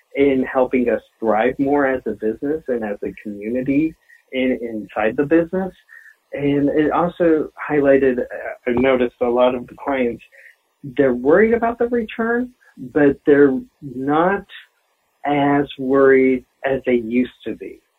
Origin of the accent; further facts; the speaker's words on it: Denver, Colorado, United States; also born or lived in Iowa; I have lived in Denver from the age of four, but I went to say I'm from Denver